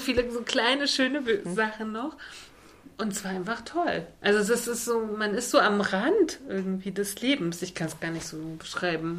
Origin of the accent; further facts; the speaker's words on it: Germany; von uns als Volk, als Deutsche